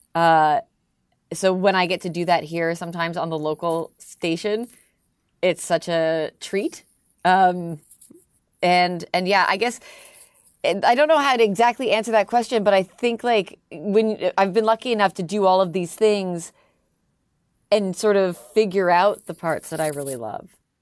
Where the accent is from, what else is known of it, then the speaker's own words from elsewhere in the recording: Toronto, Ontario, Canada; accent: Canadian; moved away as an adult; now in Philadelphia, United States; I'm Canadian, I'm the Canadian one